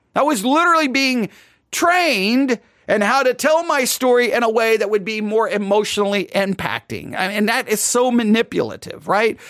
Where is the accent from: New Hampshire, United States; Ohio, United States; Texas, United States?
Texas, United States; West; accent: West Texas; My West, my West Texas accent